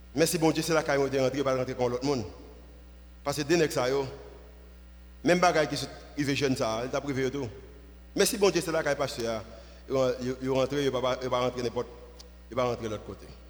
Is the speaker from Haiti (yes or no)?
yes; Haiti; nous venons d'Haïti